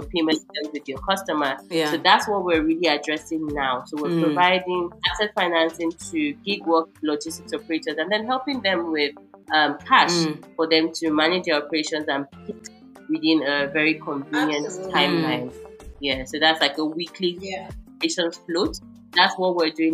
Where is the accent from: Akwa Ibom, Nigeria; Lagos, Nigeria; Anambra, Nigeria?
Akwa Ibom, Nigeria; Uyo; my hometown, Uyo